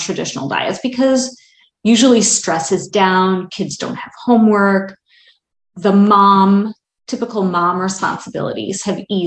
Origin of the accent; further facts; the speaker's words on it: Wisconsin, United States; moved away; also born or lived in Baltimore, Maryland; I grew up in Wisconsin and never really liked tomatoes until the first summer I lived in Baltimore